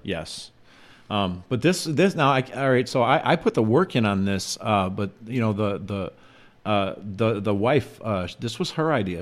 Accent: Chicago, Illinois, United States; I'm from Chicago

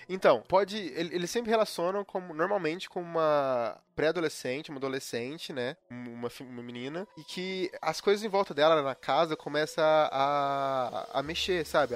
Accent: interior of Minas Gerais, Brazil; now in Curitiba, Brazil; eu moro em Curitiba hoje em dia, uhum. eu sou do interior de Minas.

